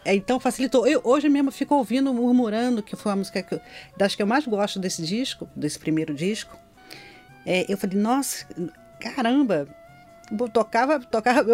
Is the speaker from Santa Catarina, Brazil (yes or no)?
no; Nova Iguaçu, Rio de Janeiro, Brazil; also born or lived in Belford Roxo / Anchieta, Rio de Janeiro; eu nasci em Belfor Roxo, que na uhum. época era, é, ainda fazia parte de Nova Iguaçu